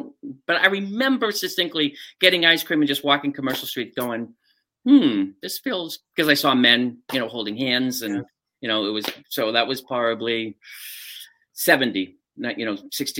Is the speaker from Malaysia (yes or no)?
no; Quincy, Massachusetts, United States; Quincy, Mass.